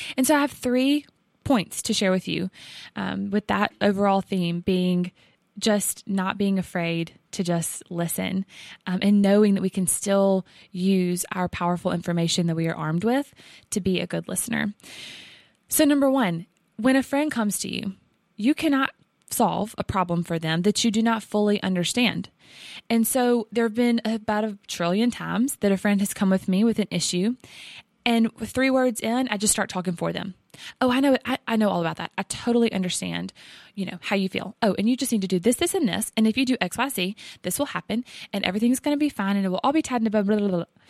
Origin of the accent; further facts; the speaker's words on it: the South, United States; accent: Southern; we are from the South. I think by this point, you might hear it in our voice.